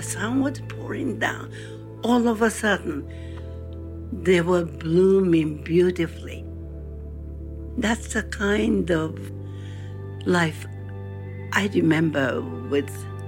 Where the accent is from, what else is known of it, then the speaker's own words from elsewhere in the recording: Hiroshima, Japan; I was born in Hiroshima, Japan, as a seventh child